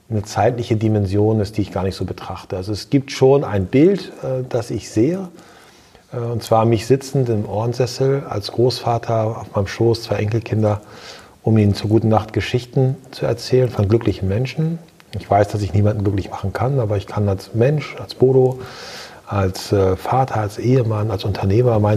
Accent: Lower Saxony, Germany; ich bin in Ostfriesland geboren, ich bin in Ostfriesland groß geworden, ich war dann zwischenzeitlich in der Weltgeschichte unterwegs und bin dann wieder zurückgekehrt nach Ostfriesland.

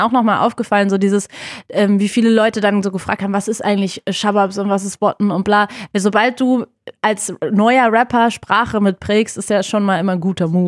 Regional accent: Berlin, Germany; ich bin genau in dem Kiez geboren, auch genau die Straße tatsächlich aufgewachsen

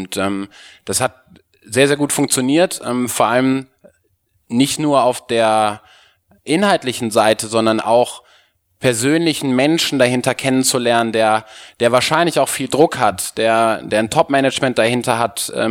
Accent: Cologne, North Rhine-Westphalia, Germany; Ähm, ich bin äh, gebürtiger Kölner, habe BWL studiert

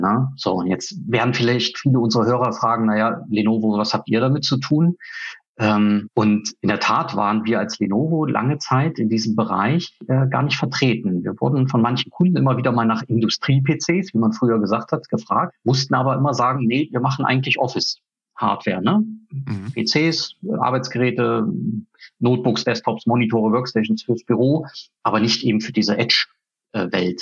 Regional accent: Rügen, Mecklenburg-Vorpommern, Germany; moved away as an adult; also born or lived in Swabia; now in Erfurt, Germany; Ich komme eigentlich von der Ostsee, von der Insel Rügen

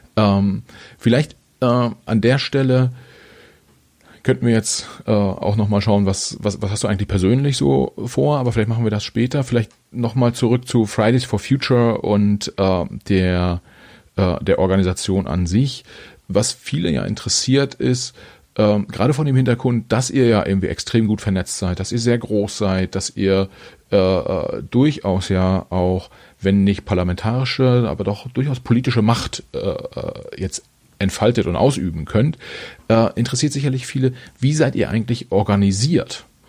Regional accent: Germany; als Deutscher

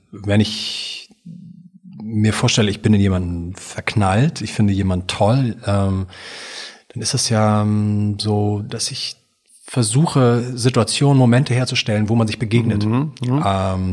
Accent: Hamburg, Germany; ich bin in einer Kommune aufgewachsen in Hamburg, in so einer Art Hippie-Wohnprojekt.

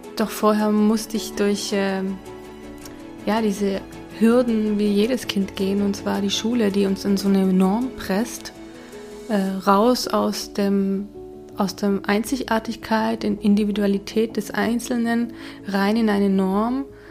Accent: Hungary; also born or lived in Budapest; now in Zurich, Switzerland; nach Ungarn, bin zum unserem ja, zum Haus, wo wir aufgewachsen sind

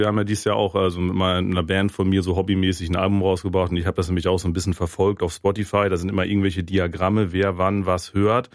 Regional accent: Germany; als Deutscher

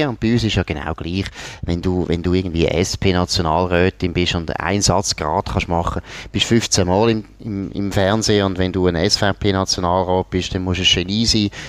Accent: Switzerland; dann als Schweizer mit grossen Augen zuschaut. Sondern es ist eigentlich so langweilig wie irgendwo bei uns in Grenchen oder Langenthal.

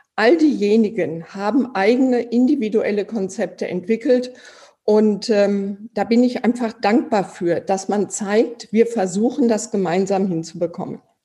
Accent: Iserlohn, North Rhine-Westphalia, Germany; Ich komme aus Iserlohn. Hier spielen die Iserlohn Roosters.

